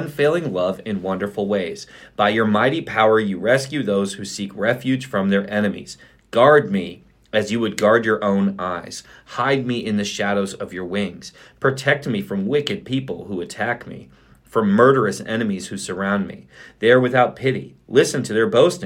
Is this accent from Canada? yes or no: no; Germany; also born or lived in Fort Drum, New York; now in United States; when I grew up in Germany